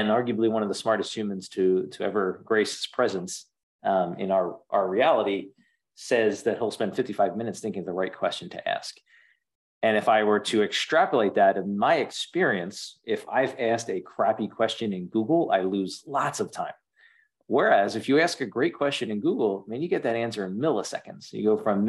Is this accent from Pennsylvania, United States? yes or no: yes; outside of Philadelphia, Pennsylvania, United States; I grew up outside of Philadelphia